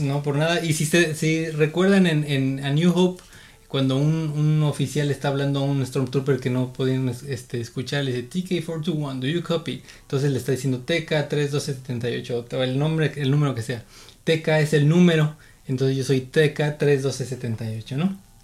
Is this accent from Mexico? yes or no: yes; State of Mexico, Mexico; now in Baja California, Mexico; Yo nací en el Estado de México, de allá soy, de allá vengo. Actualmente estoy viviendo aquí en Baja California